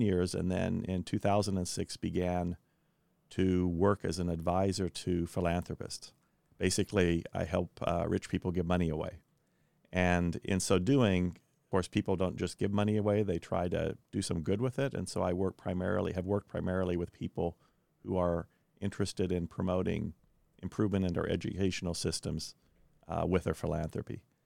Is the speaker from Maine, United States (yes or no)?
no; Kansas, United States; also born or lived in Belgium / Chicago, Illinois; now in Indianapolis, United States; I grew up in Kansas, spent three years living in Belgium in Europe, and then went to graduate school at University of Chicago.